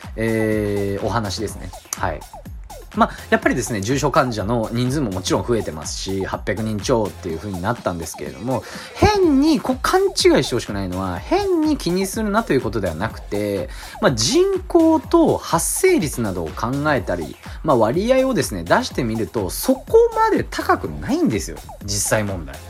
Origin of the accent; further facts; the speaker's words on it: Tokyo, Japan; 東京都民